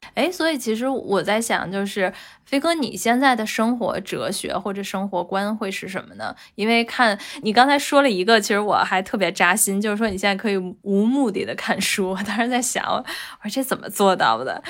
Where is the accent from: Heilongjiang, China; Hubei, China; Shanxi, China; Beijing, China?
Beijing, China; 作为一个北京土著，我都是在想，就这么多年，可能我一直都是在北京工作和生活